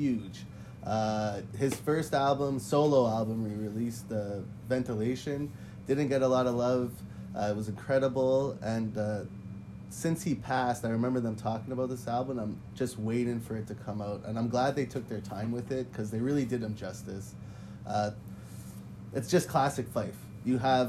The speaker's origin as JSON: {"language": "English", "town": "Montreal", "region": "Quebec", "country": "Canada", "said": "I'm from Montreal"}